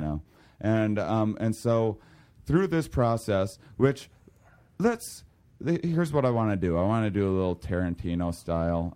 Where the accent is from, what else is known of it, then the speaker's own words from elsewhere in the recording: La Crosse, Wisconsin, United States; I applied for this, um, U W lacrosse in my hometown